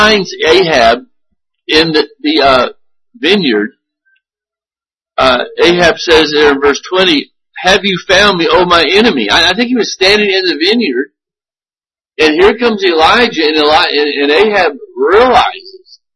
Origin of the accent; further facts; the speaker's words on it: United States; American Christians